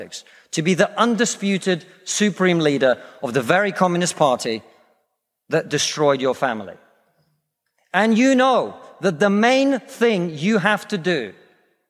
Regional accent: Russia; now in United Kingdom; I come from Russia, which is not a poor country.

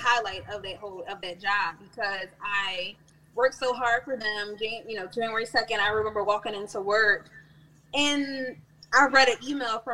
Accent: Philadelphia, Pennsylvania, United States; accent: Philly; I'm born and raised in Germantown. I still live in Germantown

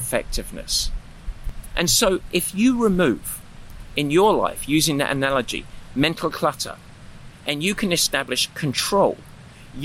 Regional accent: Southend-on-Sea, East of England, United Kingdom; now in United States; I grew up on the east side of London in Essex, a town called Southend

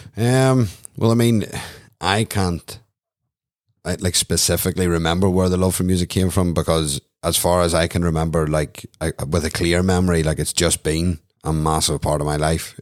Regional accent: Newcastle, Northern Ireland, United Kingdom; I'm from Newcastle County Down

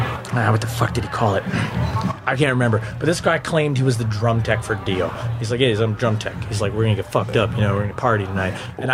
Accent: Timmins, Ontario, Canada; Timmins. North of Timmins.

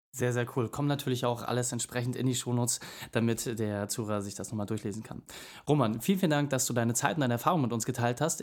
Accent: Hamburg, Germany; bei uns in Hamburg

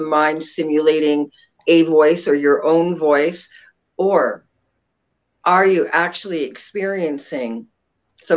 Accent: Ontario, Canada; now in Sacramento, United States; I'm a transplant. I'm actually from Ontario, Canada, and came to Sacramento probably in about 1982

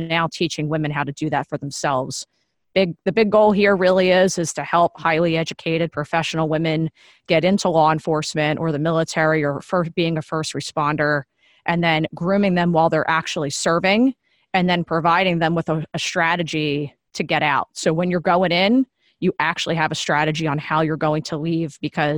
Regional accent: New Jersey, United States; now in Washington, D.C., United States; I'm originally from Jersey and found my way down to the DC area.

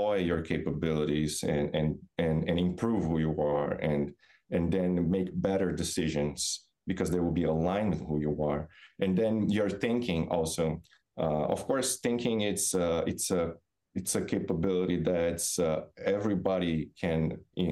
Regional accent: Brazil; moved away as an adult; also born or lived in Florida, United States; now in Massachusetts, United States; So, I'm originally from Brazil. Grew up on beach town

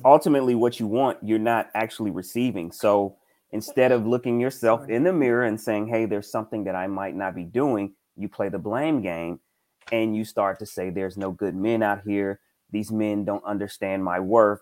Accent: Mississippi, United States; I'm from Mississippi

